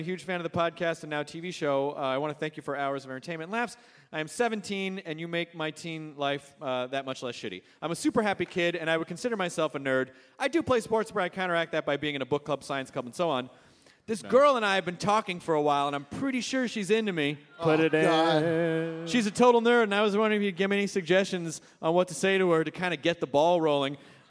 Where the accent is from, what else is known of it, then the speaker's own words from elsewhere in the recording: Tennessee, United States; And then you say, like I said, that's fine. I'm from Tennessee.